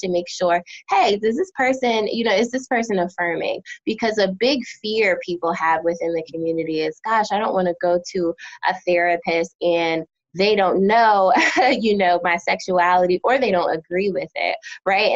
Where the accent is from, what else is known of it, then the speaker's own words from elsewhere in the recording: United States; also born or lived in New Jersey / Philadelphia, Pennsylvania; now in North Carolina, United States; I'm originally from New Jersey and Philadelphia, and so now living in North Carolina